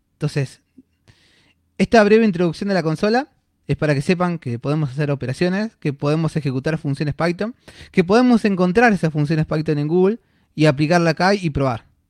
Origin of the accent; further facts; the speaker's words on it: Buenos Aires, Argentina; soy de acá de Buenos Aires